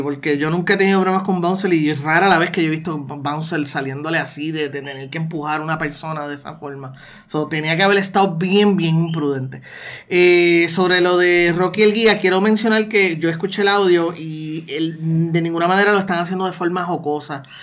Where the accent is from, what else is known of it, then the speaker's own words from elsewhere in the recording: Puerto Rico; also born or lived in United States; nosotros como puertorriqueños